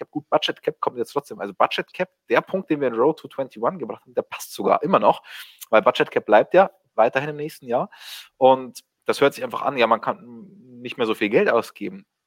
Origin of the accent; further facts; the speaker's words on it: Regensburg, Bavaria, Germany; Naja, als Regensburger habe ich mir schon längst mit den HSV-Fans verscherzt.